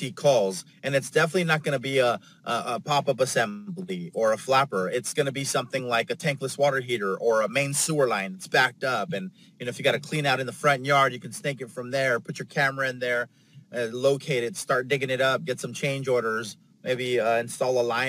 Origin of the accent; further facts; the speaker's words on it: San Diego, California, United States; also born or lived in Los Angeles; I'm from San Diego. That's where I'm at right now.